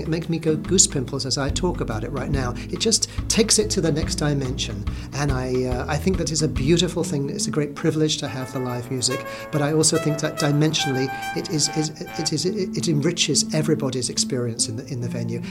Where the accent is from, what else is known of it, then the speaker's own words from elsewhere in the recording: London, United Kingdom; moved away; I grew up in London, being a Brit